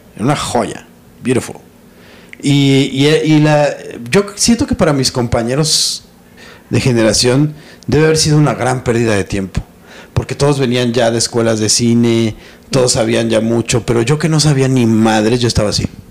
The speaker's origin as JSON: {"language": "Spanish", "country": "Mexico", "tie": "born or raised there", "said": "Yo crecí en los 80 en México"}